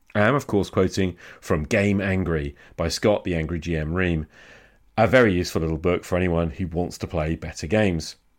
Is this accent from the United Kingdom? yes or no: yes; United Kingdom; as a Brit